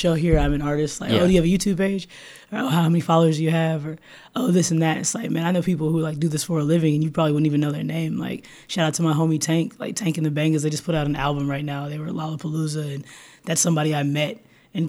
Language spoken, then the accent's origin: English; Austin, Texas, United States; growing up in Austin